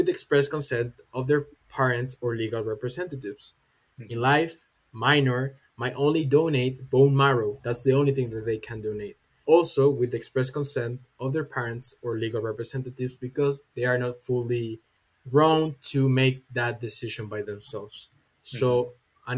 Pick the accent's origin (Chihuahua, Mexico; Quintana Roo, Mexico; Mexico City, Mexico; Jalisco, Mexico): Jalisco, Mexico; from Jalisco, Mexico, representing Universidad Panamericana.